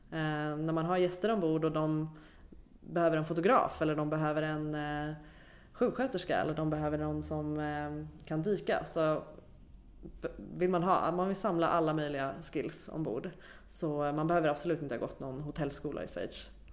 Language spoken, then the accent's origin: Swedish; Sweden; som svensk